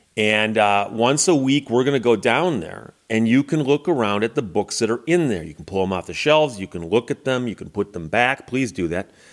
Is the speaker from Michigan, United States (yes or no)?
yes; Birmingham, Michigan, United States; the hometown library that I grew up with in Birmingham, Michigan, the Baldwin Library